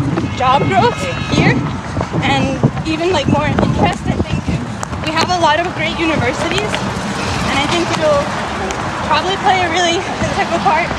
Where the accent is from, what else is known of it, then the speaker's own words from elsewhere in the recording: Rhode Island, United States; I was born and raised in Rhode Island, so this is home for me